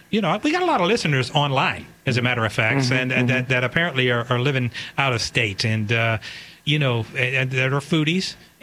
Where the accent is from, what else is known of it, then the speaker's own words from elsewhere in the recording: Baton Rouge, Louisiana, United States; I'm from Baton Rouge.